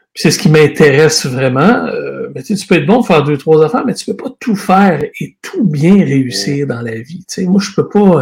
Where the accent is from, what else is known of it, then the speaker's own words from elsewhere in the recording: Shawinigan, Quebec, Canada; also born or lived in Lisbon, Portugal / Montreal / Trois-Rivières; j'ai été élevé à Shawinigan. Euh, j'ai grandi là, j'ai fait mes études là